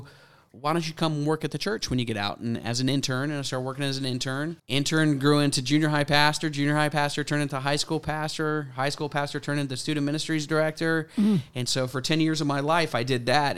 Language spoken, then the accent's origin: English; Mandeville, Louisiana, United States; accent: Tennessee New Orleans mix; also born or lived in Tennessee; now in Alpharetta, United States; I grew up in Louisiana